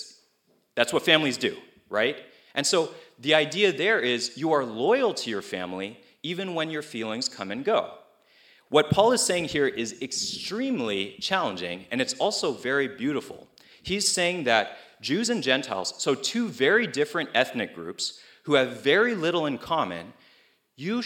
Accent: Cupertino, California, United States; I came from Cupertino, which is like the Chinese city or something

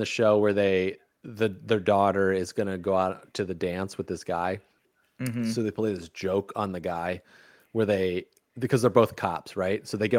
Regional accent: Chicago, Illinois, United States; growing up in Chicago, it's like my grandfather used to go to the Cubs games. My great grandfather used to go to the Cubs, was a Cubs fan. And then my dad was a Cubs fan. We used to do all this stuff together.

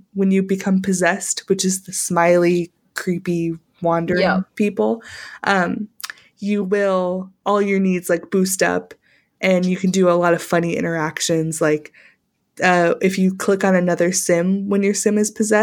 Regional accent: Arizona, United States; I was born in Arizona

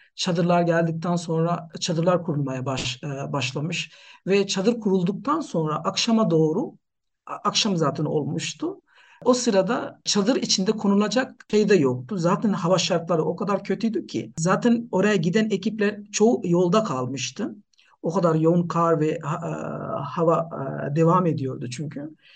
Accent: Nepal; Turkish is a second language; moved away as an adult; also born or lived in Turkey; now in Ankara, Turkey; Aslen Nepalliyim ee, ama yaklaşık 10 yıldır ee, Türkiye'de yaşıyorum

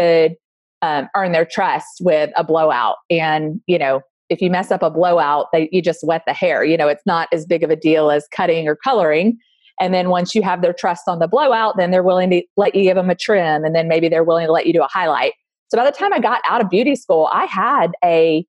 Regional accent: Alabama, United States; now in Austin, United States; I grew up in Alabama

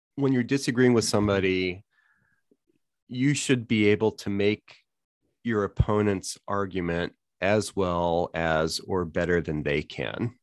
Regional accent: New Orleans, Louisiana, United States; growing up in New Orleans

